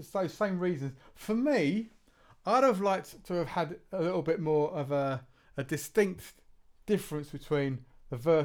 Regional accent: Southampton, South East England, United Kingdom; we're all from Southampton or around that region down here

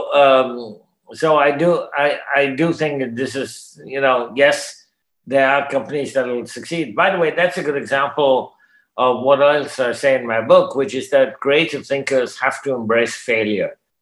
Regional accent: Canada; I'm a Canadian, I speak English

